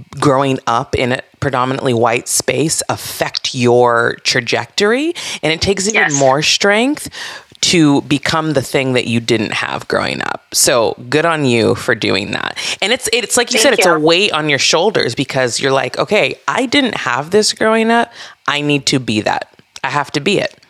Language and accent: English; Santa Barbara, California, United States; I grew up in Santa Barbara, California.